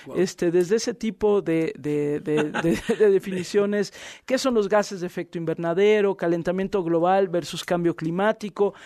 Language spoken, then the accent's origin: Spanish; Mexico; cómo somos luego los mexicanos